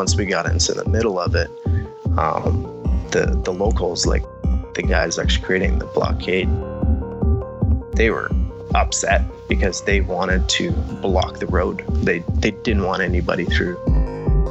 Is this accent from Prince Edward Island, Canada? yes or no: no; Quesnel, British Columbia, Canada; moved away as an adult; now in Australia; I'm from Quesnel, British Columbia, Canada